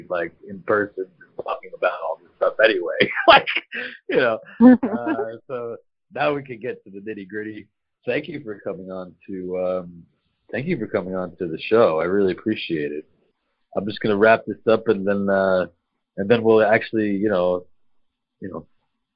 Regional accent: United States; moved away; I'm an American

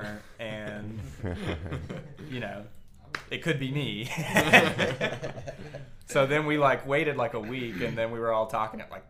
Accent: Alabama, United States; moved away as an adult; now in Nashville, United States; I moved from Alabama, which is my home state.

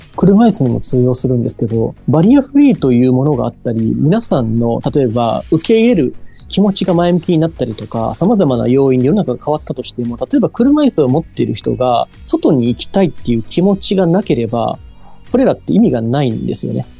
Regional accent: Nara, Japan; 奈良県出身なんですけど

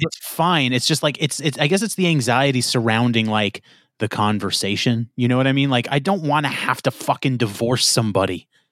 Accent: New York, United States; I'm from New York. I'm so New York

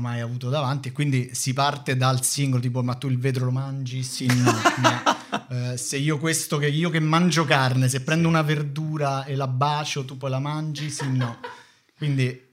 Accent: Rome, Lazio, Italy; vivevo a Prima Valle

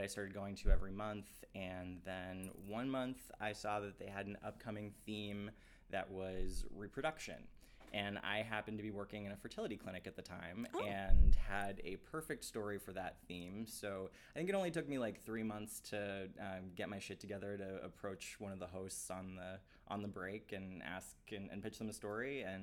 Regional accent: Long Island, New York, United States; moved away as an adult; now in Brooklyn, United States; I was born in Brooklyn and then moved to Long Island in elementary school, so I'm from Long Island.

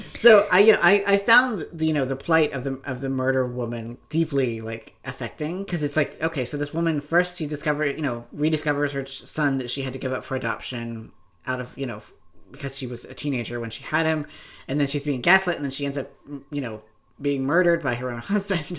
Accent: Appalachia, United States; I'm from Appalachia. We're a few years behind everything else.

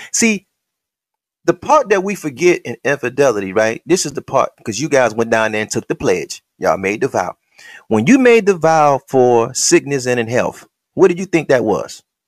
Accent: Detroit, Michigan, United States; when I was in Henry Ford High School, in them nineties

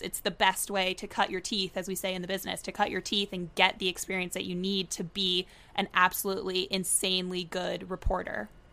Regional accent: Tallahassee, Florida, United States; moved away as an adult; also born or lived in Virginia / New York; now in Boston, United States; was born and raised in Tallahassee, Florida, lived there my whole life

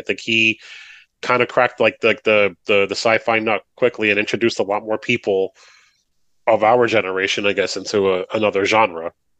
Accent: United States; also born or lived in New Jersey; I grew up in New York and like in New Jersey

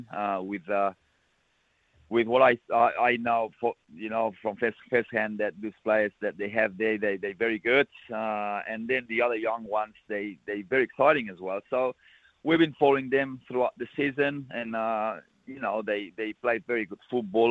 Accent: Balaguer, Catalonia, Spain; He's from my hometown

